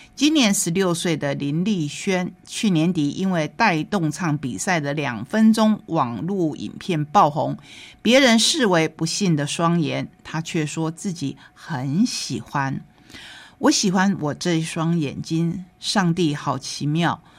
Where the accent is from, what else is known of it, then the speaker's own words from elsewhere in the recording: Taitung County, Taiwan; 他是我们台东人